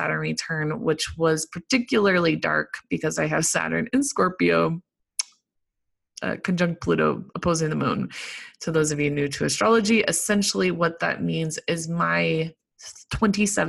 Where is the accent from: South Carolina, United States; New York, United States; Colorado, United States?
Colorado, United States; I'm from Colorado